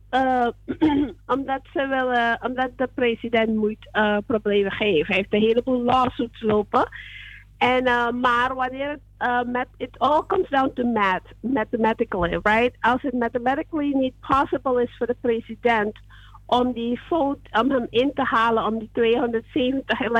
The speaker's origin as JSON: {"language": "Dutch", "region": "New York", "country": "United States", "said": "Zo, ik, eh, ik woon, ik ben van New York, maar ik ben eh, even in Texas aan het werken."}